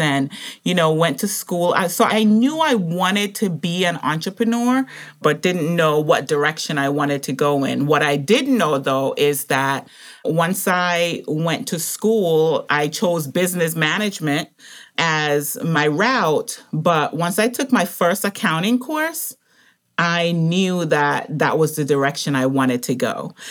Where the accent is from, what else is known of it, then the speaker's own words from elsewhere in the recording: Montserrat; now in United States; I grew up in the Caribbean, and so he was the chief pharmacist on the little island that I grew up on, um, Montserrat